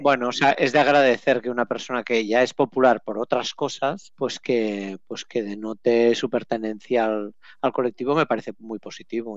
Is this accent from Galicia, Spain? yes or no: no; Catalonia, Spain; accent: Catalan; yo con mi acento catalán